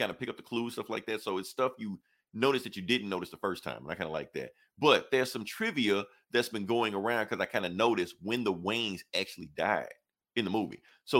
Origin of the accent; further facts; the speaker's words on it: the South, United States; I'm from the South, so it's like a religion down here